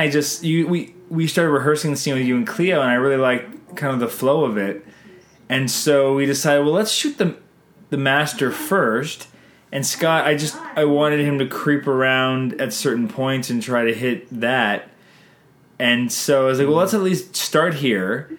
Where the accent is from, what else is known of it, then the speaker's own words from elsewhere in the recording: Canada; we're Canadian filmmakers